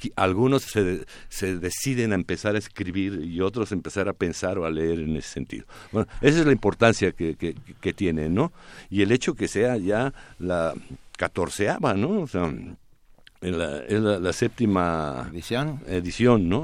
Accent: Mexico; ¿Qué somos los demás mexicanos?

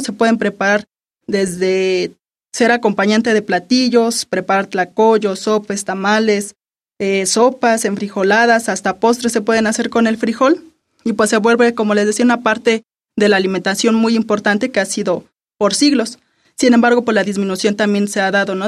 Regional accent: Mexico; nuestra identidad como mexicanos

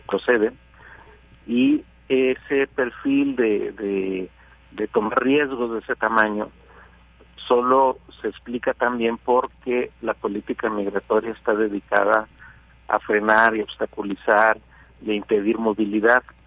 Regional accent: Mexico; un tercio del total del flujo que arriba a la frontera sur de Estados Unidos somos mexicanos

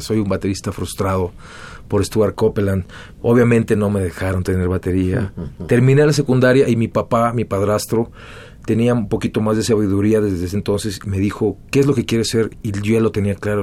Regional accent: Mexico City, Mexico; moved away as an adult; also born or lived in Chula Vista, California, United States / Los Angeles, United States / Playas de Tijuana, Baja California, Mexico; Después de haber vivido en Chulavista hasta los tres años, se separaron finalmente y yo crecí en la Ciudad de México

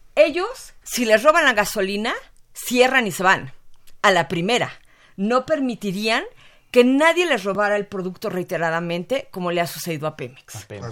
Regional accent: Mexico; como mexicana

